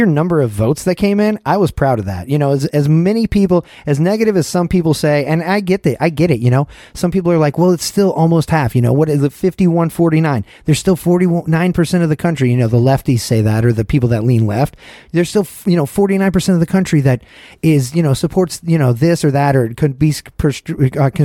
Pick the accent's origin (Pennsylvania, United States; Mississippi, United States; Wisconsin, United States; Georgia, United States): Georgia, United States; moved away; My home state of Georgia